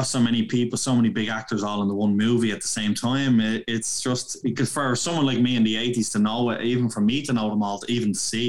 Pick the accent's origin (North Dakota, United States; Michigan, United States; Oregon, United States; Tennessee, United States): Oregon, United States; Portland; because obviously we're from Portland.